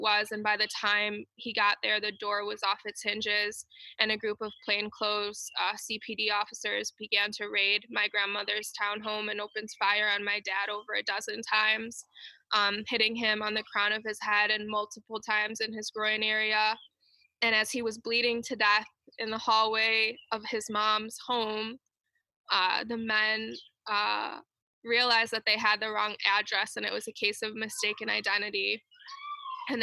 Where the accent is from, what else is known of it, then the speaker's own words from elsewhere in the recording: Chicago, Illinois, United States; moved away as an adult; also born or lived in Washington, D.C. / Mountain View, California; I'm originally from Chicago